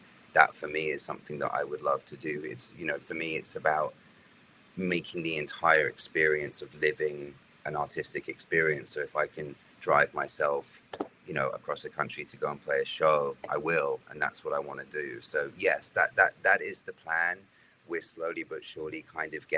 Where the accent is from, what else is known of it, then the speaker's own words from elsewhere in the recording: United Kingdom; now in United States; Being British